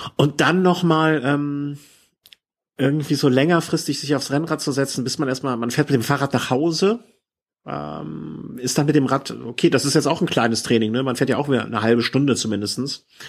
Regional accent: Cologne, North Rhine-Westphalia, Germany; hier als Kölner

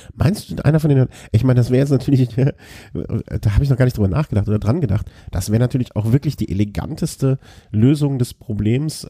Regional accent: Germany; als Deutscher

